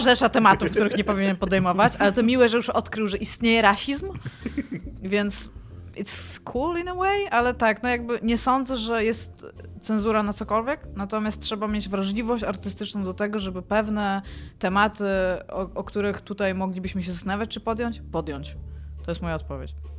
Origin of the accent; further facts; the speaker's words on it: Kashubia, Pomeranian Voivodeship, Poland; ja jestem z Kaszubów, więc u mnie w domu zawsze funkcjonowało ona